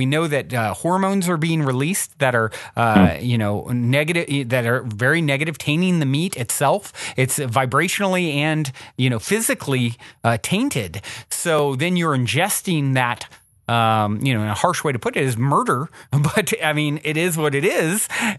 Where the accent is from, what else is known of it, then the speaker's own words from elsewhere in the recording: Virginia, United States; I grew up in the South, in Virginia